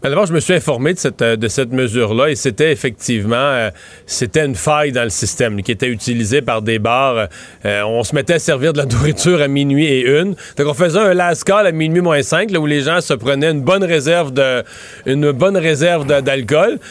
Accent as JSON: {"language": "French", "area": "Bas-Saint-Laurent", "region": "Quebec", "country": "Canada", "moved": "yes", "lives_now": "Montérégie, Canada", "said": "Montréal, Montérégie, Bas-Saint-Laurent, ma région de travail, ma région de résidence, ma région d'origine"}